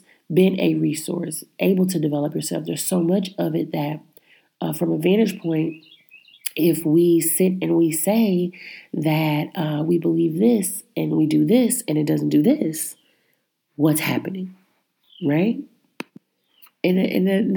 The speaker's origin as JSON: {"language": "English", "region": "Midwest", "country": "United States", "tie": "born or raised there", "said": "I was born in the Midwest"}